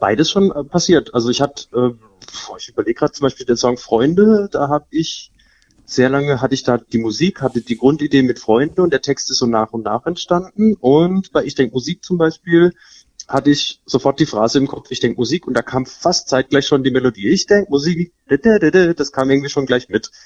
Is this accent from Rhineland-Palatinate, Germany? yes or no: no; Elchesheim-Illingen, Baden-Württemberg, Germany; ich bin eigentlich aufgewachsen in Elchesheim-Bieling, habe dann Großteil meines Lebens verbracht